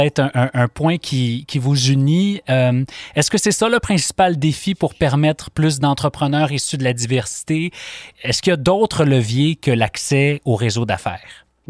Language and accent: French; Quebec, Canada; chez nous, au Québec